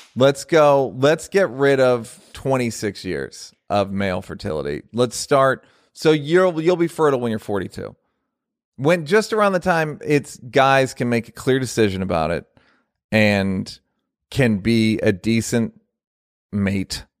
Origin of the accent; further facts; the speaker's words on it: United States; I'm an American